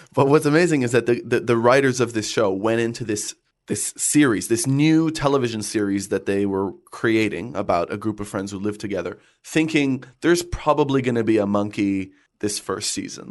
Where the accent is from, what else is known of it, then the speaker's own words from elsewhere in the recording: Canada; I grew up in Canada